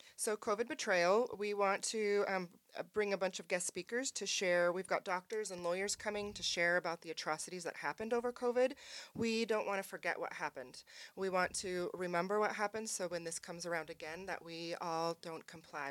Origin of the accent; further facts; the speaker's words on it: Spokane, Washington, United States; moved away; also born or lived in California; from Spokane originally, but moved to California for twenty years